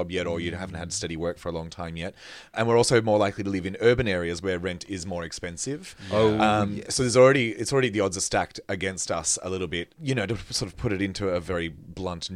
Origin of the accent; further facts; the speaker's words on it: Australia; I'm Australian